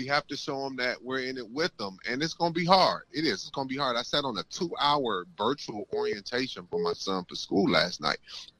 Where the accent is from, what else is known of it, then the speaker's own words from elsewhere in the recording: Toledo, Ohio, United States; I'm from the west side of Toledo, Auburn and Moreau.